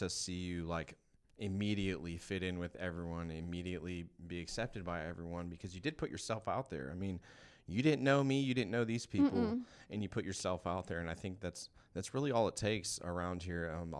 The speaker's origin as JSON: {"language": "English", "region": "Georgia", "country": "United States", "tie": "born there", "also_born_or_lived": "California", "said": "I was born in Georgia, lived in California for a while, been back and forth from here and there my whole life."}